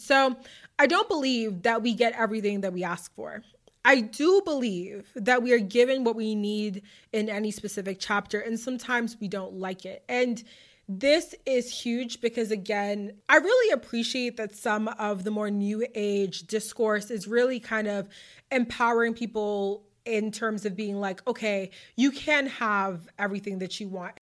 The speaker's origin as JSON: {"language": "English", "region": "Massachusetts", "country": "United States", "tie": "born or raised there", "said": "my hometown of whatever, my home state"}